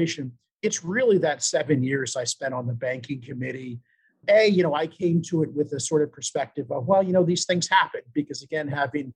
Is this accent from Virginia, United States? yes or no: yes; Petersburg, Virginia, United States; I was born in Petersburg, Virginia, just south of Richmond.